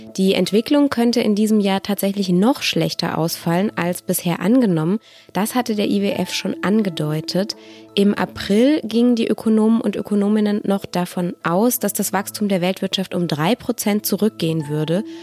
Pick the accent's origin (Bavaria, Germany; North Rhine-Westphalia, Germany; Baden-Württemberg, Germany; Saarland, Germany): Baden-Württemberg, Germany; Stuttgart; moved away; Ich bin selbst in Stuttgart geboren und aufgewachsen.